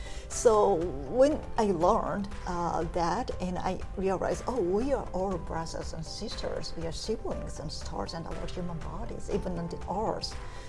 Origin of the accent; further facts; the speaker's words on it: Chiba, Japan; English is a second language; also born or lived in Hokkaido, Japan; Oh, I was born in Chiba Prefecture in Japan.